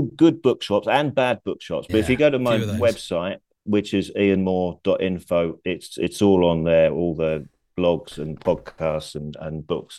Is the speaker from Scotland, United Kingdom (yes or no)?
no; King's Lynn, East of England, United Kingdom; also born or lived in Blackburn; I was born in Blackburn, but we moved out of Blackburn when I was 7, and we moved to King's Lynn near Norwich.